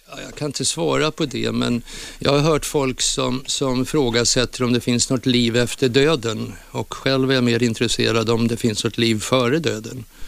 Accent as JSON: {"language": "Swedish", "town": "Gävle", "region": "Gävleborg County", "country": "Sweden", "tie": "born or raised there"}